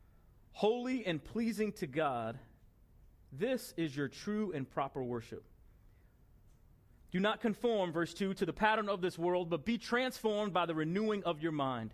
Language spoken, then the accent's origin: English; Bellmore, New York, United States; I grew up in Belmore, New York